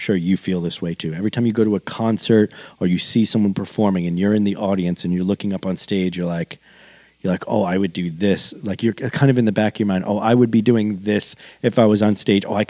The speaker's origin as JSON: {"language": "English", "town": "New York City", "region": "New York", "country": "United States", "tie": "born or raised there", "lives_now": "Rochester, United States", "said": "I grew up in Queens, originally Jackson Heights"}